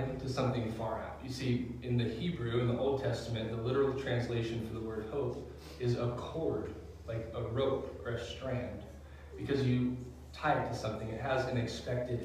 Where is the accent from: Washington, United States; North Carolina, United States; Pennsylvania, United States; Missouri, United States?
Washington, United States; outside of Seattle; also born or lived in Nine Mile Falls, Washington; I grew up outside of Seattle